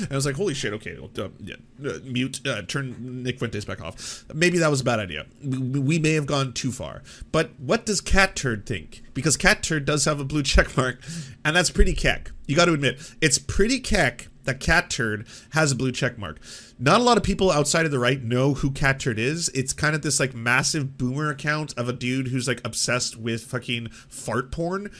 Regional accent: Canada; I'm a Canadian

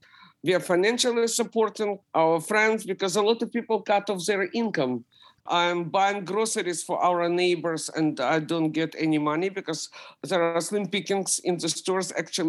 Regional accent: Ukraine; English is a second language; now in United States; When we immigrated from Ukraine, we had to wait half a year in Austria and Italy in refugee camps.

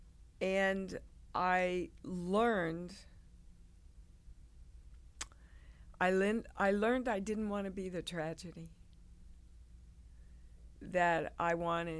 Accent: Kansas, United States; moved away as an adult; also born or lived in New York; I grew up in Kansas. I'd never been out of Kansas in my life

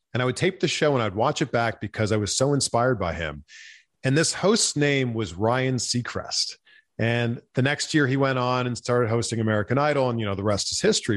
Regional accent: Canada; growing up in Canada

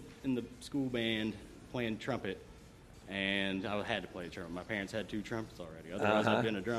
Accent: Versailles, Kentucky, United States; also born or lived in Lexington, Kentucky; From Versailles originally.

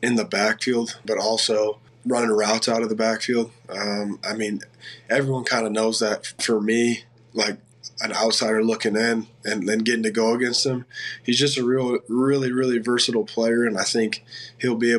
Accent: Cedar Falls, Iowa, United States; moved away as an adult; now in Detroit, United States; I grew up a UNI Panther fan, which is just right there in Cedar Falls, my hometown.

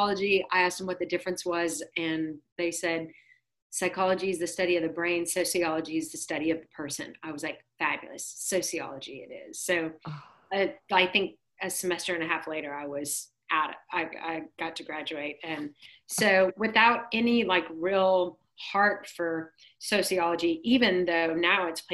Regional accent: Dallas, Texas, United States; I grew up here in Dallas. I live in Dallas, and I moved here when I was six.

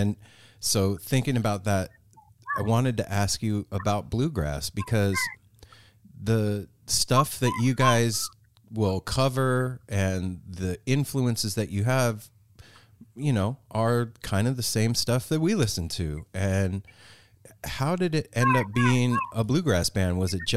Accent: Las Vegas, Nevada, United States; moved away as an adult; now in Pacific Northwest, United States; growing up and living in Vegas, I never felt at home there.

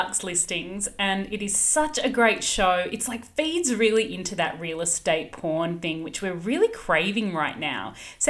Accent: Sydney, New South Wales, Australia; I'm from Sydney.

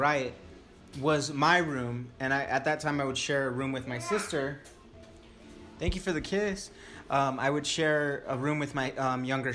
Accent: Stanton, California, United States; I grew up in Orange County

